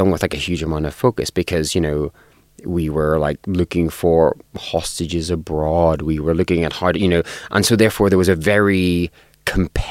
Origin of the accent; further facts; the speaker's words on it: Northern Ireland, United Kingdom; I grew up in Northern Ireland, and I grew up in Northern Ireland during the Troubles